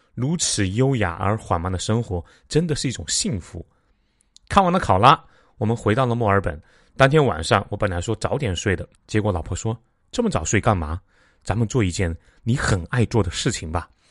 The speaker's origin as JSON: {"language": "Chinese", "country": "China", "said": "我们中国人"}